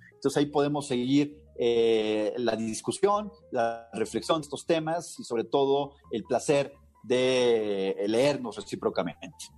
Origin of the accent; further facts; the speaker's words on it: Mexico; los mexicanos